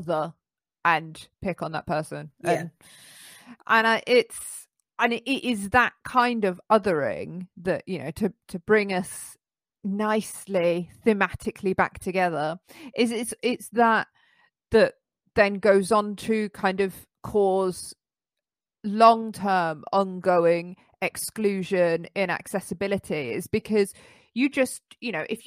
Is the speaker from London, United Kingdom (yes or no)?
yes; London, United Kingdom; I grew up in London.